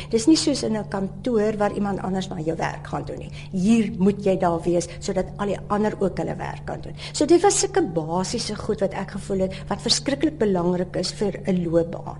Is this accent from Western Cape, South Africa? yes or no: yes; Lynedoch, Western Cape, South Africa; Ek het op Lensburg groot geword